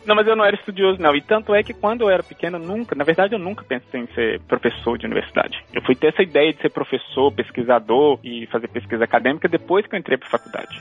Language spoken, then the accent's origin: Portuguese; Belo Horizonte, Minas Gerais, Brazil; moved away as an adult; also born or lived in Texas, United States; eu sou mineiro de Belo Horizonte, nasci e cresci em Belo Horizonte